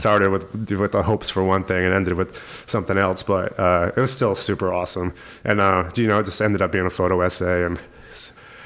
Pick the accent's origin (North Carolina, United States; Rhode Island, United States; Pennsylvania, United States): Rhode Island, United States; also born or lived in Massachusetts; I was born in Rhode Island, grew up there basically my whole life until I went to college